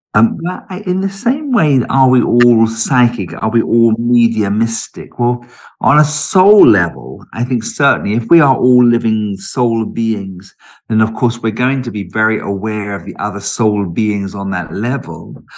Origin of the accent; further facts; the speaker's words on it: United Kingdom; also born or lived in London; I was born in London and lived in London until I was about four, but uh, and then we moved down in, out of London into the neighbouring county